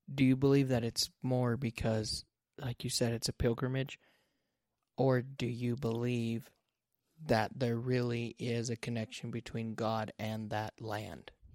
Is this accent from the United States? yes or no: yes; United States; I grew up in the United States